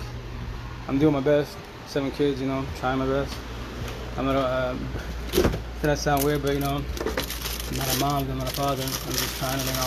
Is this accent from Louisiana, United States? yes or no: no; Yakima Valley, Eastern Washington, United States; also born or lived in Seattle; I'm from Eastern Washington, Yakima Valley